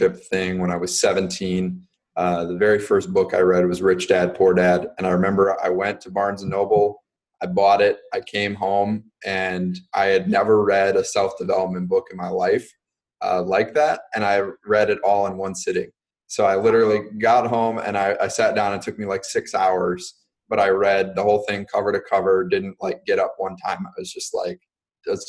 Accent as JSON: {"language": "English", "town": "Racine", "region": "Wisconsin", "country": "United States", "tie": "born or raised there", "also_born_or_lived": "New Jersey / Pennsylvania", "lives_now": "Milwaukee, United States", "said": "moved to Racine, Wisconsin, where I spent the majority of my childhood growing up"}